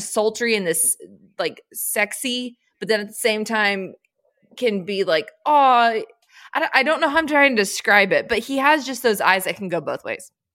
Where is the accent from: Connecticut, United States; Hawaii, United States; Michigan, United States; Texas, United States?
Texas, United States; Austin; my hometown of Austin, Texas